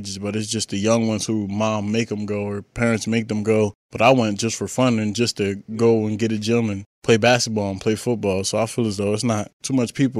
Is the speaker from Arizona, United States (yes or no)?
no; Wilmington, Delaware, United States; Just growing up in Wilmington, Delaware, I was from the inner city